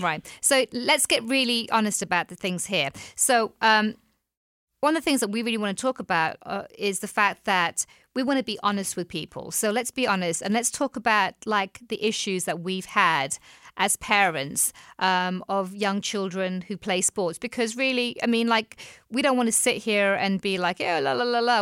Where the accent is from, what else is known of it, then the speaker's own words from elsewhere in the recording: England, United Kingdom; moved away as an adult; back home in England